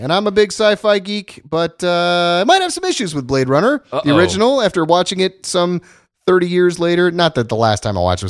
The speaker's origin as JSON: {"language": "English", "region": "Ohio", "country": "United States", "said": "I'm from Ohio."}